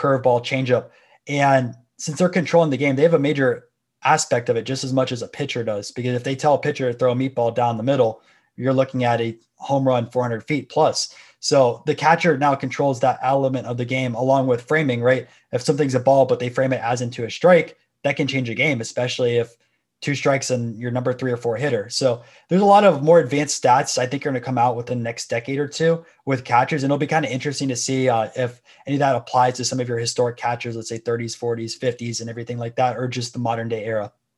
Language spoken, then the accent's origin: English; Tampa, Florida, United States; I'm from Florida. Everyone was playing baseball for fifty-two weeks down here